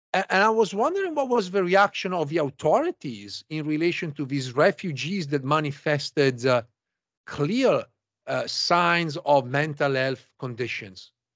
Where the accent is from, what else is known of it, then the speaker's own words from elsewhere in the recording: Italy; now in United States; I'm originally from Italy.